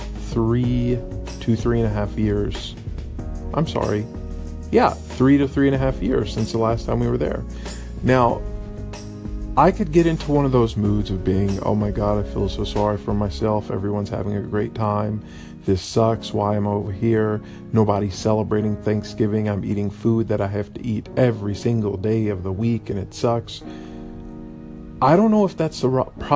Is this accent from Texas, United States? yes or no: yes; Texas, United States; moved away as an adult; now in Vietnam; I will say I'm a Texan, I'm an American, and then after that I'll say, oh, I'm an expat, I live abroad. Because I'll never stop being a Texan